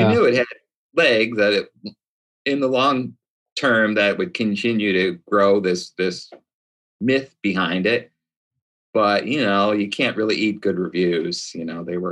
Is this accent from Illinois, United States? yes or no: yes; Chicago, Illinois, United States; also born or lived in Venice, California / New York City; now in Long Beach, United States; Born and raised in Chi-Town